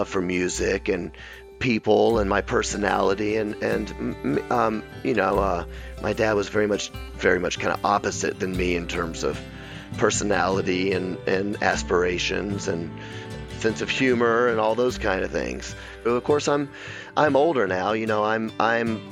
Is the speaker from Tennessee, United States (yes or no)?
yes; Memphis, Tennessee, United States; I was raised in a very kind of strict Memphis. I'm from Memphis, Tennessee